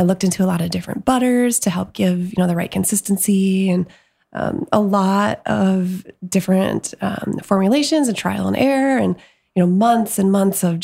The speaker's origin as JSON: {"language": "English", "region": "Michigan", "country": "United States", "tie": "born or raised there", "moved": "yes", "lives_now": "Portland, United States", "said": "I grew up in Michigan"}